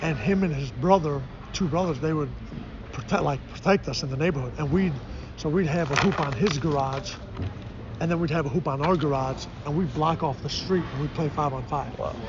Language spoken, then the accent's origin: English; Chicago, Illinois, United States; born or raised there; moved away